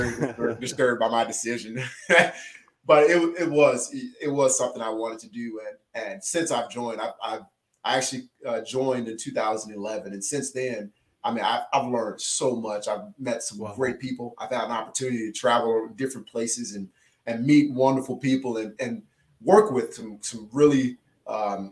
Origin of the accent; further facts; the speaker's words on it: Louisiana, United States; I'm from Louisiana